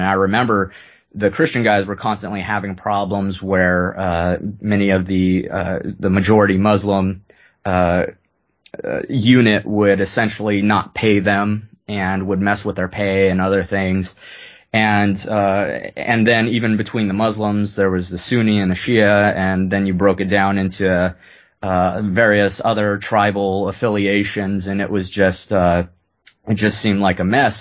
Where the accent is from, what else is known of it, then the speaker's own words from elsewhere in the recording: San Jose, California, United States; also born or lived in Lewiston, Maine; growing up in Silicon Valley in San Jose